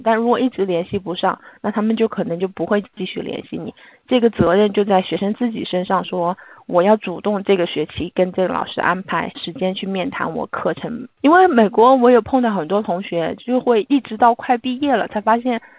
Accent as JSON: {"language": "Chinese", "country": "China", "said": "我们作为中国人可能又比较隐忍一点"}